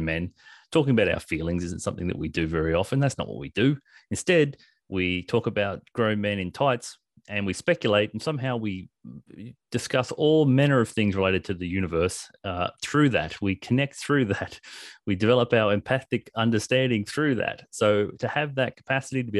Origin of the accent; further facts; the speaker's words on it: Australia; we are Australian